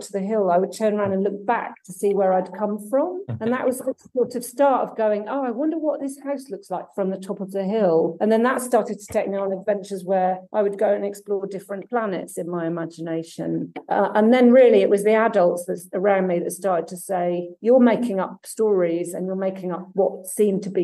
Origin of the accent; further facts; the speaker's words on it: Somerset, South West England, United Kingdom; also born or lived in Germany / Devon / Aberdeen; I was born in Germany, actually. Oh, wow. And then we moved to Somerset.